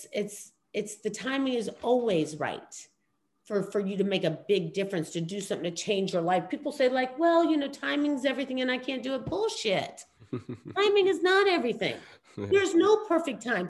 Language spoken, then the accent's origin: English; New York City, New York, United States; I was born in Queens. Yeah. I'm straight up, you know, from the streets.